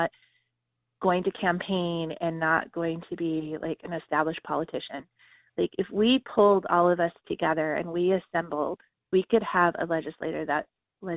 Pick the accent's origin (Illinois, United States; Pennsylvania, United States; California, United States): California, United States; Southern; moved away as an adult; now in New Hampshire, United States; I grew up in Southern California.